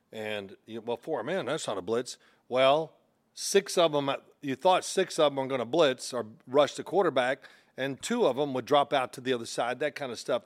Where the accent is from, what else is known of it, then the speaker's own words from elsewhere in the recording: Louisville, Kentucky, United States; I'm from Louisville